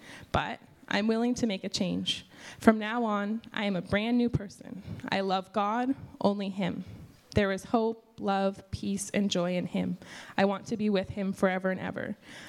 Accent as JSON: {"language": "English", "country": "China", "tie": "born or raised there", "second_language": "English", "moved": "yes", "lives_now": "New York City, United States", "said": "I don't have particularly fond memories of growing up in China. I moved to New York City in 2013 to go to school"}